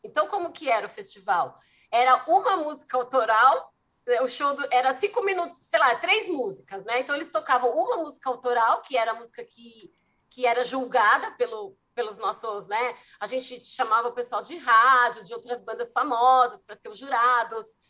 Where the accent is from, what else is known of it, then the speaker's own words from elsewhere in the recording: São Paulo, Brazil; also born or lived in ABC region, São Paulo; eu sou de São Paulo, nasci, sou paulistana, e eu fui parar na região do ABC porque eu entrei na faculdade, bem novinha, 18 anos